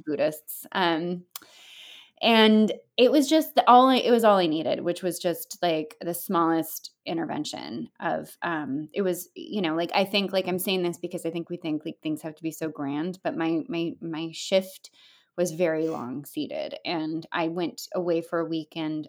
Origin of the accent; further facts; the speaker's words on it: California, United States; now in upstate New York, United States; I'm Californian